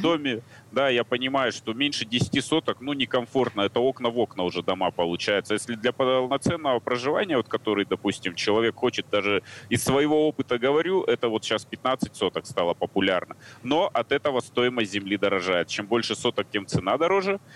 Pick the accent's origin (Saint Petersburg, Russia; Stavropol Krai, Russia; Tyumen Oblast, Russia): Tyumen Oblast, Russia; Tyumen; я сам из Тюмени